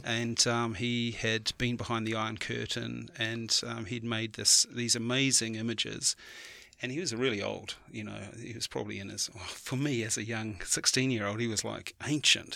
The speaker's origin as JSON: {"language": "English", "country": "New Zealand", "said": "as a Kiwi"}